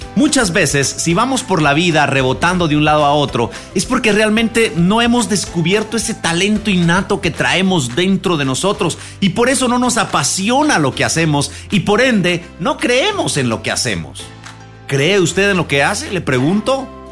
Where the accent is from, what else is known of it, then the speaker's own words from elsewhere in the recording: Guatemala; nosotros los guatemaltecos